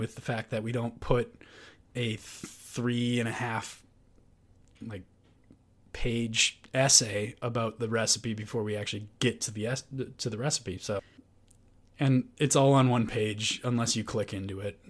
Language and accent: English; United States; we are American